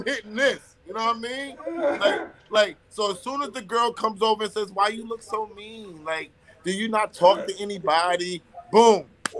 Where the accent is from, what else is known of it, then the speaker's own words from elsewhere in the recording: New York City, New York, United States; also born or lived in Bronx / Harlem; I was born in the Bronx. raised in Queens, cultivated in Harlem.